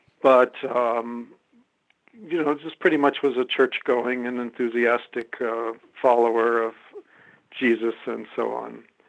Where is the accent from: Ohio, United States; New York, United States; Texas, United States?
Ohio, United States; Columbus; I grew up in Columbus, Ohio, and I was a kind of a religiously, Christian, religiously oriented person.